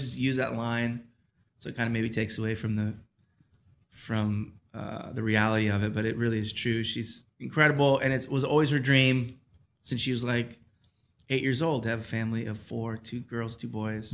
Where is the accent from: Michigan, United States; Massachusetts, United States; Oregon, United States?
Michigan, United States; Taylor; I grew up in Michigan in a, a, city called Taylor, which is about ten minutes south of Detroit